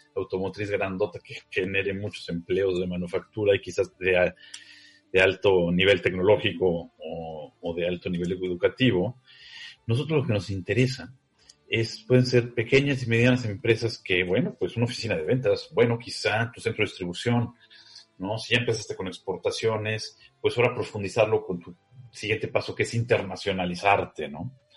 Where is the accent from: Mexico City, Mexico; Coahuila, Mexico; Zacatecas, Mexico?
Mexico City, Mexico; yo soy chilango